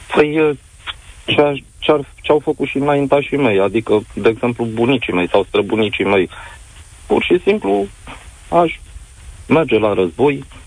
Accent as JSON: {"language": "Romanian", "country": "Romania"}